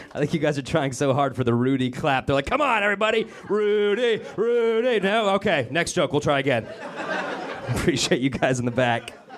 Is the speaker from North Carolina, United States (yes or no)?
no; Denver, Colorado, United States; my hometown of Denver, Colorado